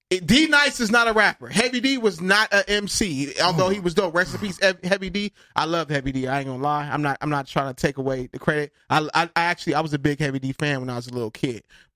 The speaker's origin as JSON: {"language": "English", "region": "California", "country": "United States", "said": "we're from California."}